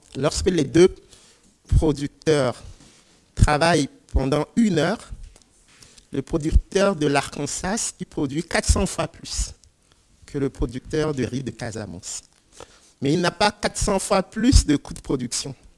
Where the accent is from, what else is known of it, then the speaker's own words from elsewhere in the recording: Lomé, Maritime, Togo; je viens du Togo et je suis natif de la capitale, Lomé